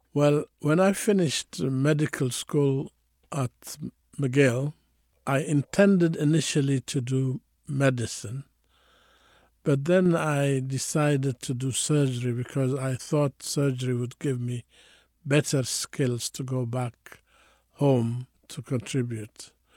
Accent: Eritrea; moved away as an adult; also born or lived in Addis Ababa, Ethiopia / Canada; now in San Francisco, United States; I was born in Eritrea, and then, uh, I, I went to high school and college in Ethiopia, in Addis Ababa

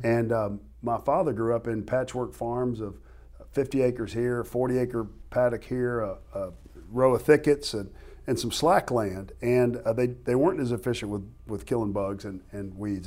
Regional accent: West Tennessee, United States; We grew up in West Tennessee

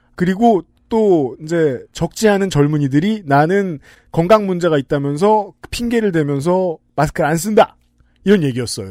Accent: Seoul, South Korea; 제가 어릴 때 살던 동네에

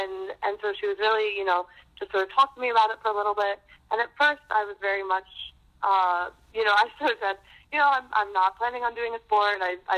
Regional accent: Boston, Massachusetts, United States; So I grew up in Boston. I moved around a lot when I was a kid

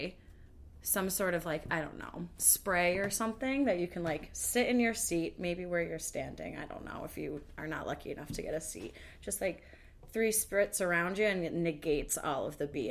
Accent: Rhode Island, United States; moved away; I'm originally from the exotic land of Rhode Island

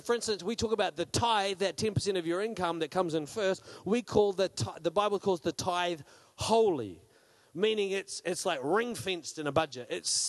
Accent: Australia; accent: New Zealand; I grew up, just some of my growing up in Australia, but I was always a New Zealander. Like, we had New Zealand stickers on everything, and people mocked us for our accents, even though I didn't learn to talk in New Zealand. I learned to talk in Australia

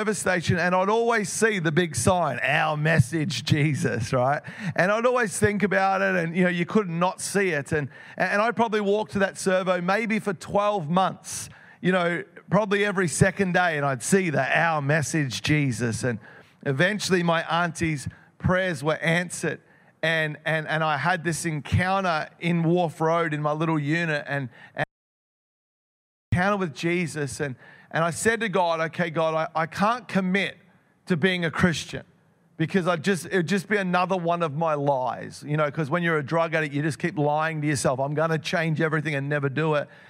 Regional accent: Melbourne, Victoria, Australia; I grew up in Melbourne

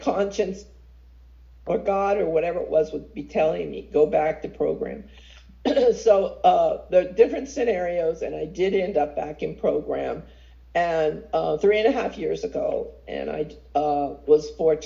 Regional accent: San Francisco, California, United States; also born or lived in Pacifica; I was born and raised in San Francisco

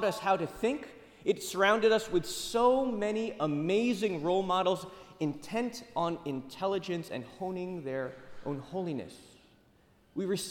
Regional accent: United States; first language English; born and raised here in the States

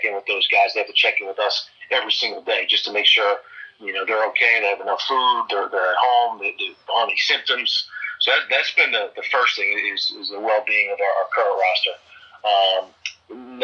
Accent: New Jersey, United States; moved away as an adult; I was a young kid growing up in New Jersey

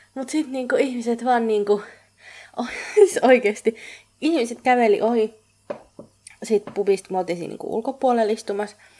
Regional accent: Finland; moved away

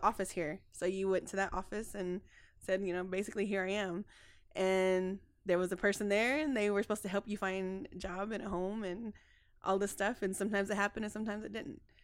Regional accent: Dallas, Texas, United States; I grew up in Oak Cliff

